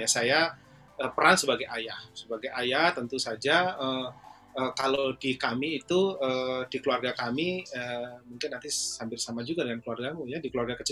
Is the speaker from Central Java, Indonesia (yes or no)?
yes; Surakarta, Central Java, Indonesia; saya nggak saya nggak ke kampung halaman saya, saya nggak ke Solo, saya nggak ke oh, Jogja.